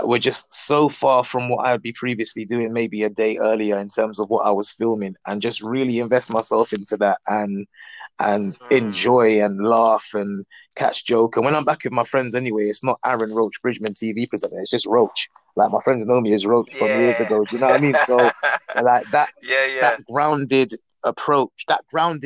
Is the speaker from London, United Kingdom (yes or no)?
yes; London, United Kingdom; I'm from Northwest London